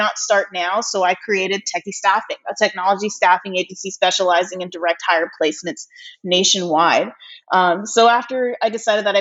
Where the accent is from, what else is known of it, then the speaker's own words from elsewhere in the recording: Los Angeles, California, United States; also born or lived in Virginia; I was born and raised in Los Angeles